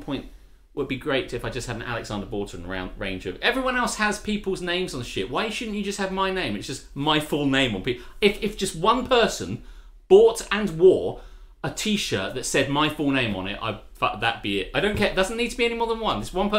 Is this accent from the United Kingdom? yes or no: yes; Cheriton, South East England, United Kingdom; I used to be in Cheriton. I grew up in Cheriton. The mean streets of Cheriton. In FOLK East Town. F-Town.